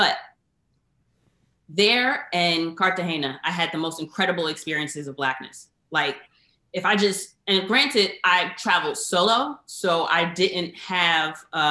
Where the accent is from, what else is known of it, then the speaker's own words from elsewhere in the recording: United States; I'm, to my understanding, like, fourth, fifth generation American.